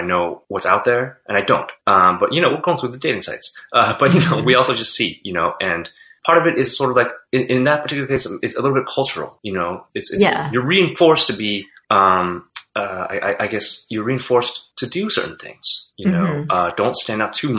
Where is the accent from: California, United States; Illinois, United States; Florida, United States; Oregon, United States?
California, United States; we are from California